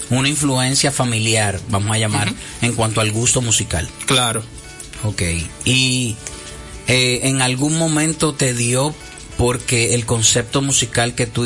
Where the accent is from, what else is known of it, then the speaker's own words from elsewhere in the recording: San Francisco de Macorís, Duarte, Dominican Republic; Yo nací en San Francisco de Macorís.